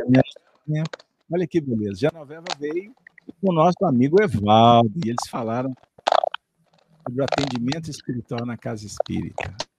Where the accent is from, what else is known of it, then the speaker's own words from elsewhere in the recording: Minas Gerais, Brazil; bem ao estilo das Minas Gerais, pois somos mineiros, uai